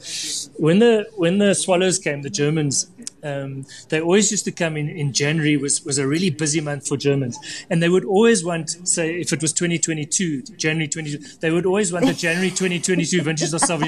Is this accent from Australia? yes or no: no; Namibia; I grew up in Namibia, you know, where fish was in abundance